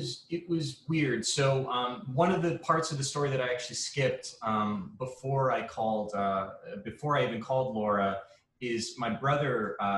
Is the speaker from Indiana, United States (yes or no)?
no; Rye, New York, United States; moved away as an adult; now in Los Angeles, United States; I'm from the East Coast. I grew up in upstate New York, a suburb called Rye. I moved to the city for college.